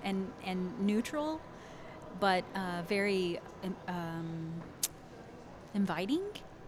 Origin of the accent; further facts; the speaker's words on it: McKinney, Texas, United States; I'm from McKinney.